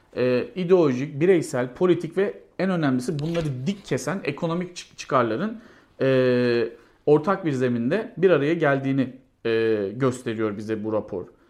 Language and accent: Turkish; Gaziantep, Turkey; Antep'te doğdum ve büyüdüm.